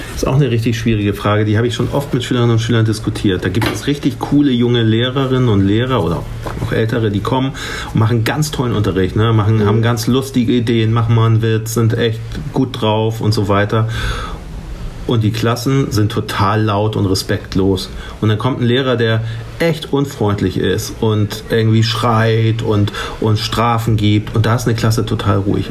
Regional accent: Hamburg, Germany; ich komme aus Barmbek

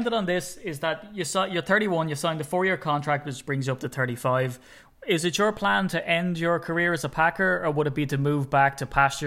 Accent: Ireland; I'm Irish

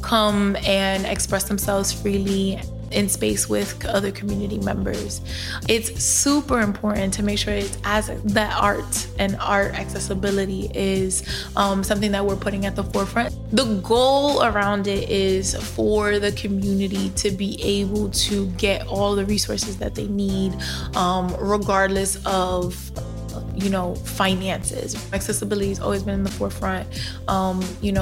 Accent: New York City, New York, United States; I am a South Bronx native of Dominican descent

